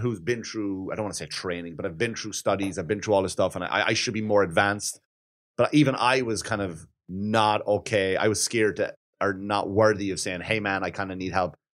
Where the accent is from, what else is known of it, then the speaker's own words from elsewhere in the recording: Wexford, Leinster, Ireland; moved away; in Wexford, my hometown